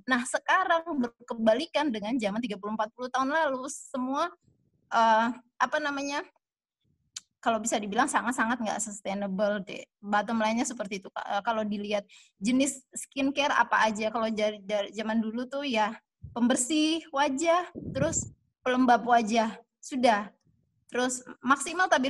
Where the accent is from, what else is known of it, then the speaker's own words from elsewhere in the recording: Manado, North Sulawesi, Indonesia; saya lahir besar di Manado